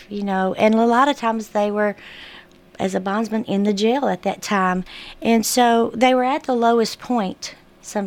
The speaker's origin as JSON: {"language": "English", "town": "Murfreesboro", "region": "Tennessee", "country": "United States", "tie": "born or raised there", "said": "I'm a hometown girl. I grew up in Murfreesboro"}